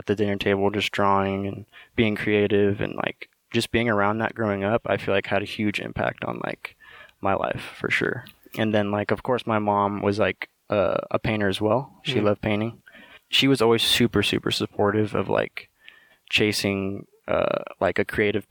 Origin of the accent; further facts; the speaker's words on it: Napa, California, United States; I grew up in Napa my whole life.